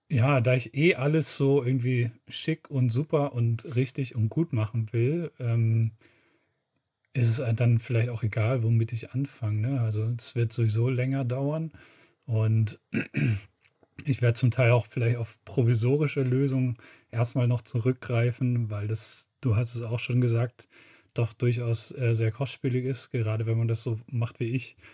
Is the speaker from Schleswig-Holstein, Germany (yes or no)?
yes; Schleswig-Holstein, Germany; meine Heimat, die Schlei